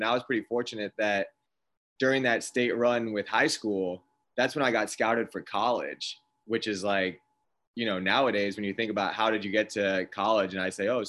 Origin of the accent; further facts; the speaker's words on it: Safety Harbor, Florida, United States; now in Tampa, United States; Safety Harbor is where I grew up. Tampa is definitely home now. And I've been like a downtown South Tampa guy for, you know, ever since I left college. So Tampa's home now, but I grew up in Safety Harbor.